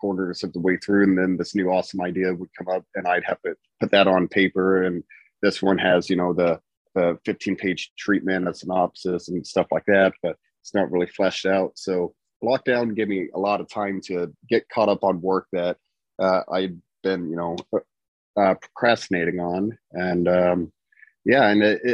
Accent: southern Indiana, United States; I grew up in the Midwest, and growing up in the bottom tip of Indiana

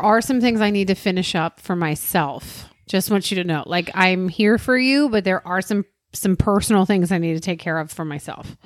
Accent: Maryland, United States; we're from Maryland

